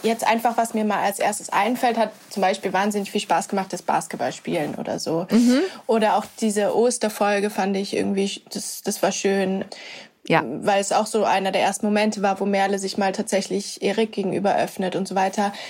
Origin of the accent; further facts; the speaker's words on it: Würzburg, Bavaria, Germany; now in Berlin, Germany; in meiner Heimatstadt in Würzburg